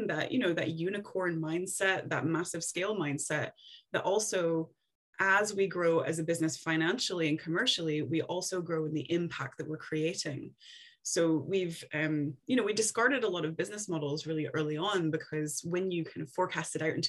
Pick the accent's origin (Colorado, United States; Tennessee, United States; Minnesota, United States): Tennessee, United States; moved away as an adult; now in Scotland, United Kingdom; So I'm originally from Tennessee, and I moved over to Scotland first to do my master's degree. And then I liked it so much, I decided to stay.